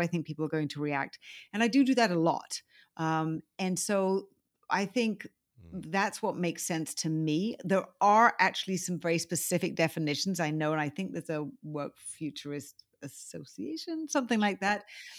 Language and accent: English; United Kingdom; now in United States; I mean, I do consider myself a Brit. I'm American now, too. But, you know, I think I'm international Brits